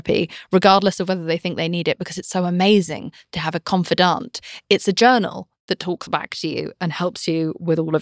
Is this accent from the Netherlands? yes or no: no; United Kingdom; I'm British